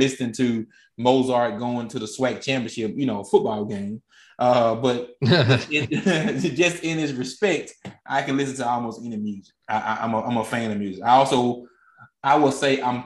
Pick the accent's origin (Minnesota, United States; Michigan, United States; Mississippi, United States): Mississippi, United States; I grew up in Mississippi.